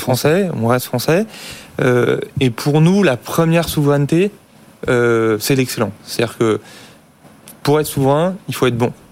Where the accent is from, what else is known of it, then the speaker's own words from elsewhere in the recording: France; en tant que Français